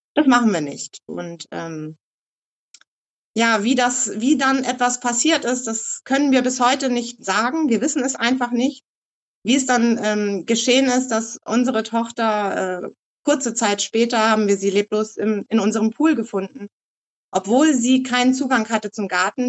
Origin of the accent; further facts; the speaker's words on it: Eckernförde, Schleswig-Holstein, Germany; moved away as an adult; also born or lived in Hamburg / Costa Rica / Czech Republic; ich komme aus Eckernförde, obwohl ich hier nicht geboren bin. Ich bin so seit meinem dritten, vierten Lebenstag dann in Eckernförde auch angekommen.